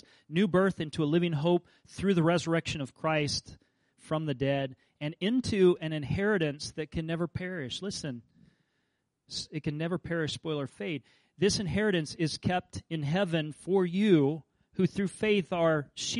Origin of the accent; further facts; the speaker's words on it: Kansas, United States; I grew up in Kansas